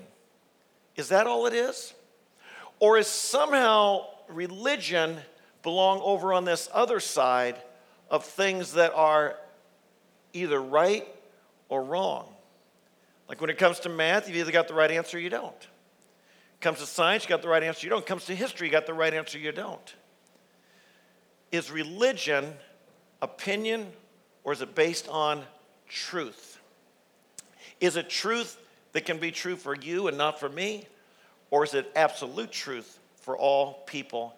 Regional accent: Worthington, Ohio, United States; I grew up right here in Worthington, Ohio

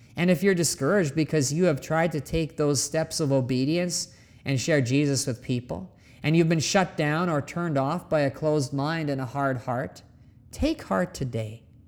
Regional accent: Canada; moved away; my home country of Canada

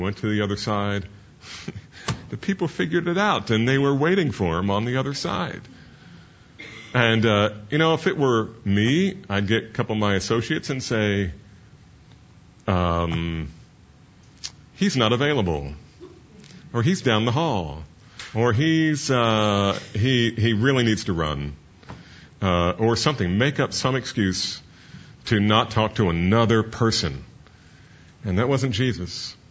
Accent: New Jersey, United States; I'm from New Jersey.

